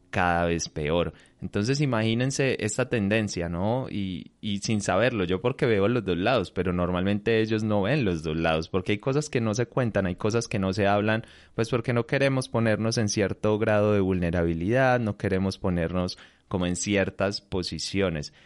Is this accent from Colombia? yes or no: yes; Colombia; acá en mi país, en, en, Colombia